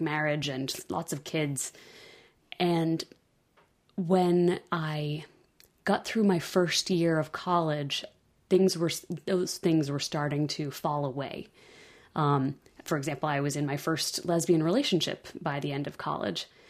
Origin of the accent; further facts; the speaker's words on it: California, United States; moved away as an adult; also born or lived in the Midwest; I grew up in California